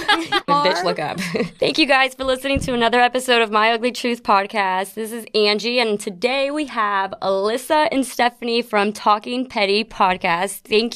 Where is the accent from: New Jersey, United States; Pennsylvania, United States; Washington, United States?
New Jersey, United States; South River; born or raised there; also born or lived in Queens, New York; now in Florida, United States